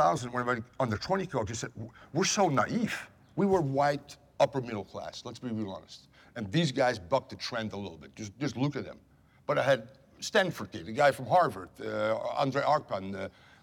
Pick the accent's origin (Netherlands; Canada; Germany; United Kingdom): Netherlands; moved away as an adult; now in United States; I'm from the Netherlands.